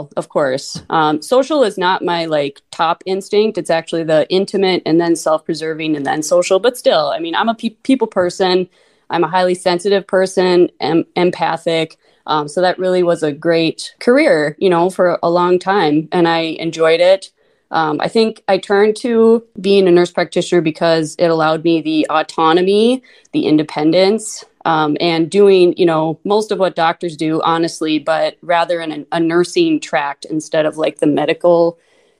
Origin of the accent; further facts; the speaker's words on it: Minot, North Dakota, United States; accent: long O's, Minnesota; also born or lived in Mesa, Arizona; now in Fargo, United States; I grew up in Minot, North Dakota. Until I was 6, I lived in Mesa, Arizona